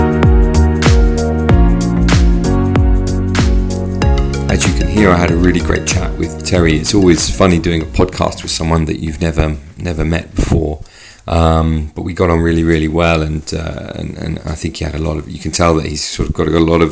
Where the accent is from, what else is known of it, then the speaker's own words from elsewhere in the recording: United Kingdom; now in Switzerland; I'm British